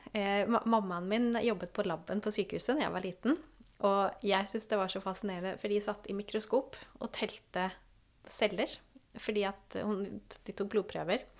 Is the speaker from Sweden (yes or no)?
yes; Sweden; now in Norway; Jeg kom jo fra Sverige, så jeg leste så hva som skjedde der òg.